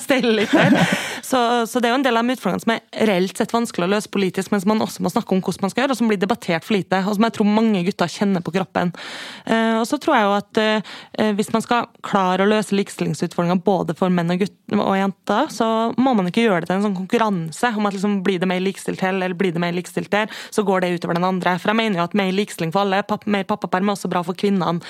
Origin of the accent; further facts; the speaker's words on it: Kristiansund, Møre og Romsdal, Norway; Jeg er fra Kristiansund